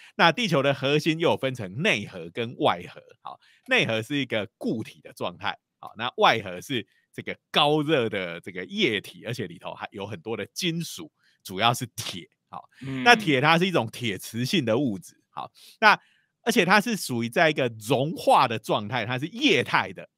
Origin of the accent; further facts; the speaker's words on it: Taiwan; 如果用我们台湾人的讲法，就是说你要看农历就对了啦